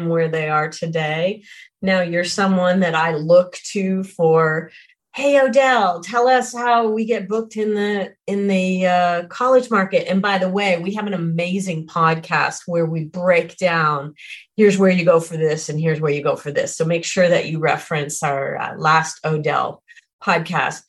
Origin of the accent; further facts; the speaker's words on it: Canada; I'm Canadian